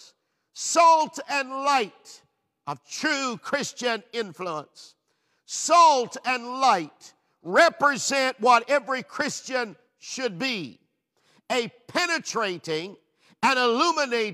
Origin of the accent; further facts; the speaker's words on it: Newfoundland and Labrador, Canada; moved away as an adult; also born or lived in Peterborough, Ontario; Being a Newfoundlander, I loved our traditional food.